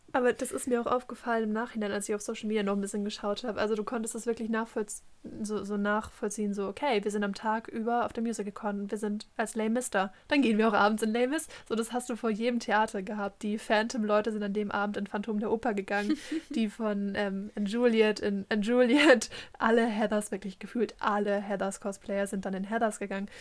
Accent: Germany; first language German; haben dann halt auf Deutsch geredet, wie das halt so unsere Muttersprache ist

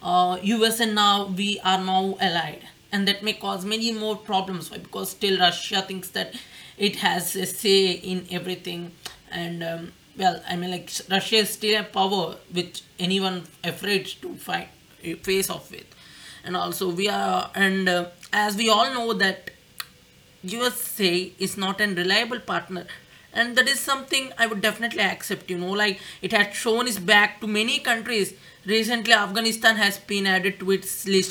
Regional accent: India; I'm Indian

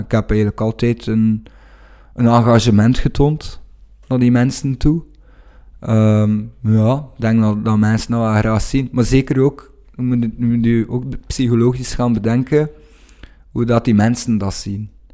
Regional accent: Wevelgem, Flanders, Belgium; Ik kom uit Wevelgem

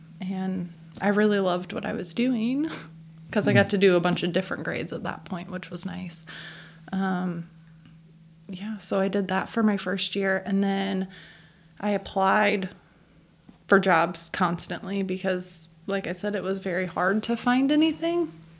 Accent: Chillicothe, Illinois, United States; now in Gibson City, United States; I grew up in Chillicothe, Illinois, which is north of Peoria.

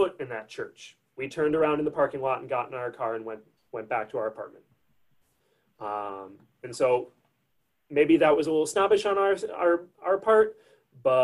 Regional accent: Crystal Lake, Illinois, United States; I'm originally from a suburb of Chicago, Illinois, a little town called Crystal Lake, about 15, 20 minutes from the Wisconsin border. I was raised in Crystal Lake

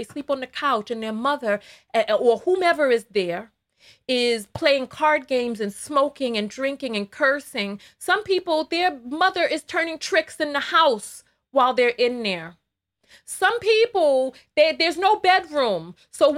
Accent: New York City, New York, United States; I am from the Bronx. But you hear me, I don't sound like Cardi B.

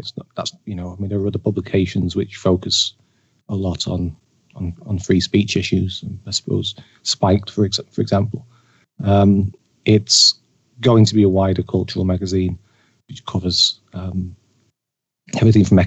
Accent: Manchester, North West England, United Kingdom; moved away; I'm from Manchester originally.

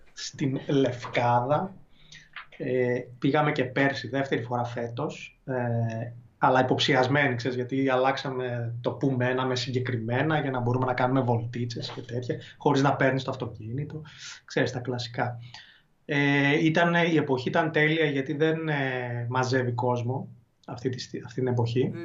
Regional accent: Thessaloniki, Central Macedonia, Greece

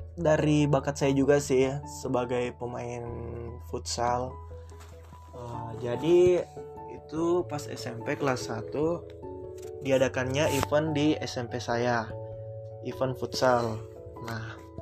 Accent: Makassar, South Sulawesi, Indonesia; di kota saya, di Makassar

